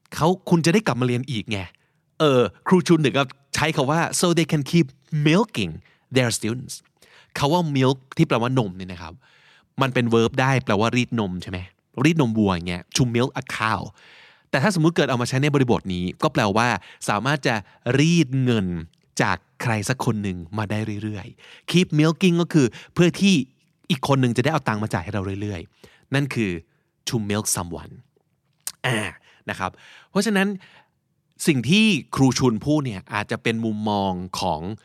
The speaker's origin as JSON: {"language": "Thai", "country": "Thailand", "said": "เราที่เป็น คนไทยเต็มๆ"}